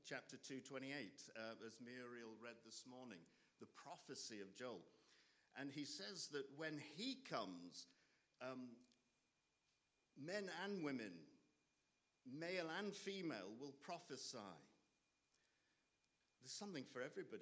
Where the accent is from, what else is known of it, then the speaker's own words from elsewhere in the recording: Nottingham, East Midlands, United Kingdom; I'm from Nottingham